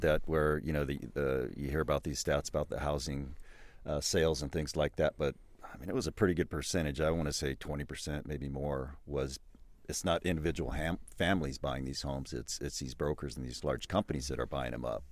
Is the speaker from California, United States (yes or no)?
yes; Southern California, United States; moved away as an adult; also born or lived in Bay Area, California; now in Absarokee, United States; I grew up in Southern California when it was once rural back in the 60s and 70s